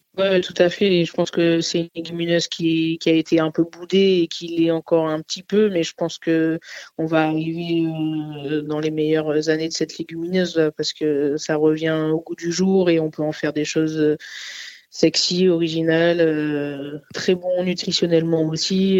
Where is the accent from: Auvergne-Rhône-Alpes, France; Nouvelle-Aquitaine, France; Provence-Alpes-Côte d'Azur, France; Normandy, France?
Provence-Alpes-Côte d'Azur, France; Nice; moved away; also born or lived in Paris; je suis niçoise, euh, origine euh, arménienne et sicilienne, donc euh, le pois chiche, j'en ai mangé pendant mon enfance avec la soca, la panisse à Nice